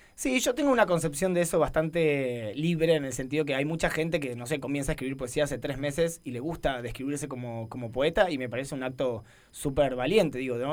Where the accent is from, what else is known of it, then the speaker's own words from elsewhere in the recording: Buenos Aires Province, Argentina; now in Barcelona, Spain; soy de Buenos Aires y automáticamente aclaro que soy de la provincia de Buenos Aires